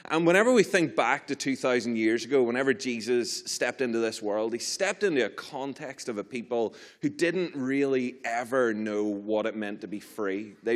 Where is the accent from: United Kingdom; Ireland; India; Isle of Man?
Ireland; I'm from, from Ireland.